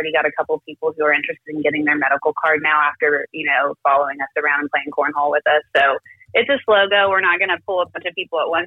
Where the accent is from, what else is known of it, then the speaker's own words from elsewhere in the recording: Kentucky, United States; moved away as an adult; now in Bixby, United States; I am from Kentucky. I moved out here to Oklahoma, like, with my work